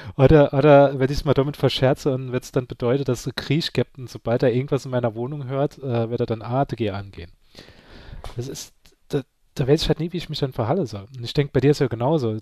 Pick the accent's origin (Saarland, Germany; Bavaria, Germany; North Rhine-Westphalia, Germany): Saarland, Germany; ich bin ein Saarländer